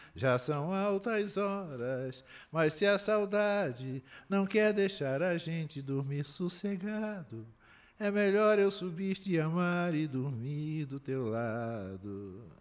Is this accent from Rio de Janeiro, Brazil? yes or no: yes; São Gonçalo, Rio de Janeiro, Brazil; vou às escolas lá em São Gonçalo, na minha terra